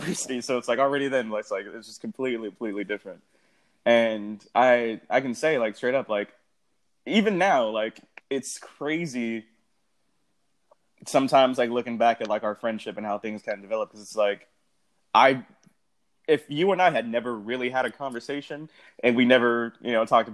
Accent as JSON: {"language": "English", "region": "West Coast", "country": "United States", "tie": "born or raised there", "said": "we grew up on the West Coast"}